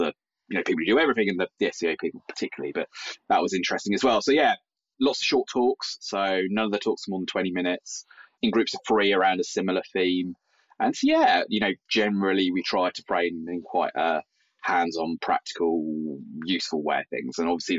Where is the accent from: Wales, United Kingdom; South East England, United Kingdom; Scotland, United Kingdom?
South East England, United Kingdom; Brighton; in Brighton, which is sort of my hometown.